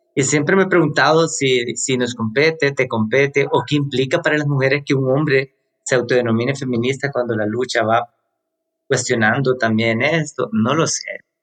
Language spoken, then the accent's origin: Spanish; El Salvador; vivo en El Salvador, soy del Salvador